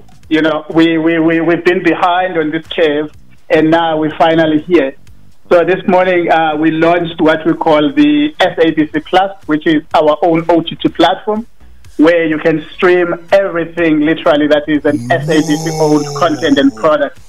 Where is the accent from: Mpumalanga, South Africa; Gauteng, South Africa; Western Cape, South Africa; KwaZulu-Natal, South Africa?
Western Cape, South Africa; Cape Town; moved away as an adult; now in Johannesburg, South Africa; I was born and bred in Cape Town. I studied in Cape Town.